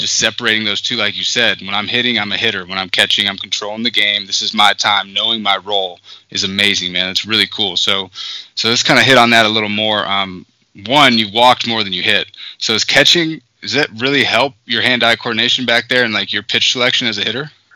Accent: Arizona, United States; I'm from Arizona

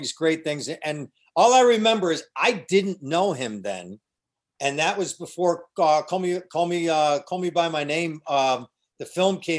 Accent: Cheektowaga, New York, United States; moved away; My hometown

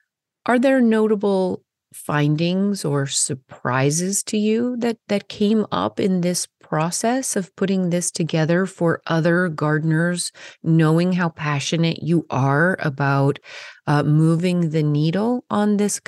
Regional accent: Chico, California, United States; my hometown of Chico.

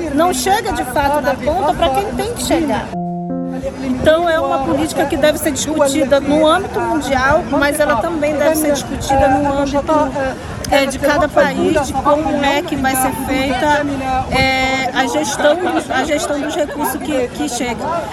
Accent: Pará, Brazil; Eu sou do estado do Pará, eu moro no estado do Pará

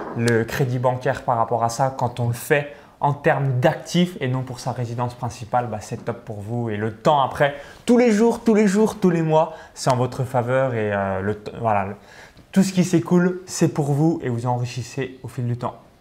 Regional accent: Chalon-sur-Saône, Bourgogne-Franche-Comté, France; je suis à, Chalon-sur-Saône, donc si vous regardez cette vidéo, je suis natif de Chalon-sur-Saône

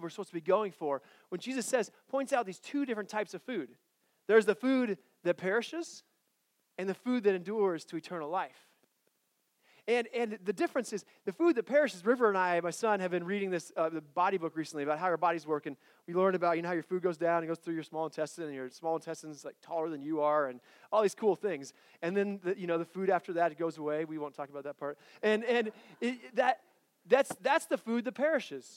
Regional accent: Colorado, United States; I grew up in Colorado, and in Colorado where I grew up, there's a pizza place called Bojo's

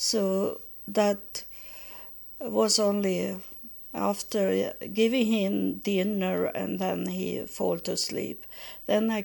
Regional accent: Sweden; English is a second language; moved away as an adult; also born or lived in Texas, United States; we moved back from Texas to Sweden in 1999.

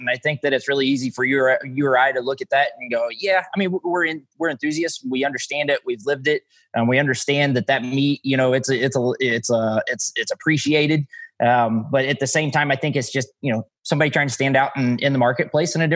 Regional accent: Missouri, United States; I'm from Missouri. We make all kinds of words

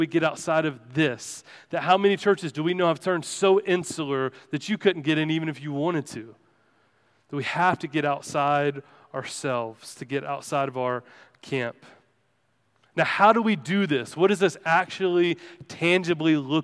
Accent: Bible Belt, Southern United States, United States; growing up in the Bible Belt

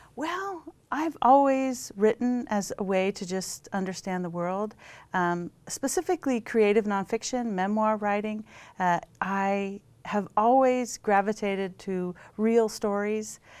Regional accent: Pacific Northwest, United States; also born or lived in Daly City, California / Portland / Washington State; now in Austin, United States; my experience growing up in the Pacific Northwest

